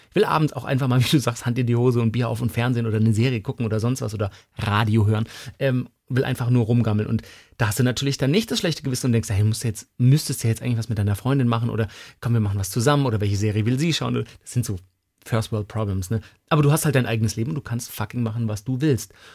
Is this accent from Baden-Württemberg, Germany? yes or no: yes; around Stuttgart-Tübingen, Baden-Württemberg, Germany; moved away; das ist ja meine Heimat so rund um Stuttgart-Tübingen